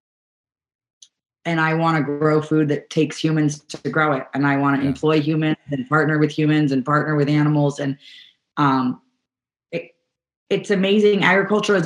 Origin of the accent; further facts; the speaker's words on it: New York, United States; now in California, United States; I grew up in New York, and we subscribed to a CSA when I was growing up